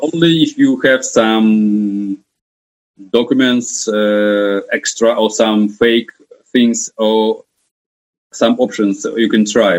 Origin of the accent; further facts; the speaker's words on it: Kharkiv, Kharkiv Oblast, Ukraine; I am from Ukraine